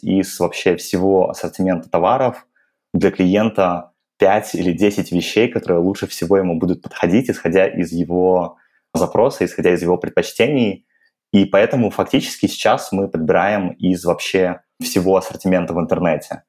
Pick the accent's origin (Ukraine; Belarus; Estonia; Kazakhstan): Belarus; moved away as an adult; now in Moscow, Russia; я сам из Беларуси, и в 21 год после Белорусского государственного